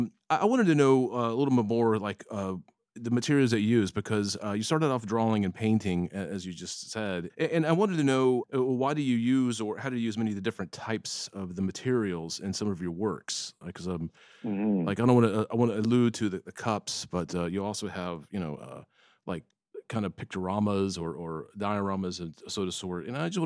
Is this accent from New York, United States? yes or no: no; Florida, United States; I grew up in Florida where it pretty much is humidity all the time.